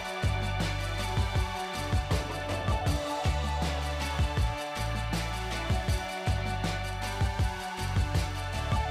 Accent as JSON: {"language": "English", "region": "East Coast", "country": "United States", "tie": "born or raised there", "said": "I grew up on the East Coast"}